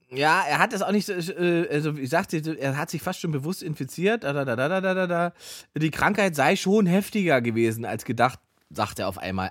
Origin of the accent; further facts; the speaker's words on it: Saxony-Anhalt, Germany; aus dem Ort, wo ich herkomme, aus Sachsen-Anhalt